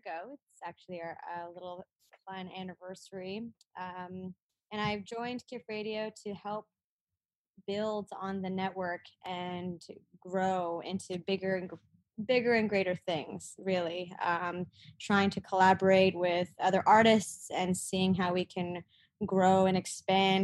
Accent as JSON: {"language": "English", "town": "Toronto", "region": "Ontario", "country": "Canada", "tie": "born or raised there", "said": "I was born here in Toronto"}